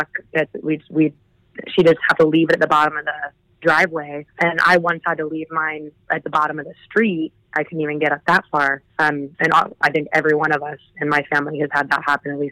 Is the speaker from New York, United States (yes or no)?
no; Cincinnati, Ohio, United States; I grew up in the Cincinnati, Ohio area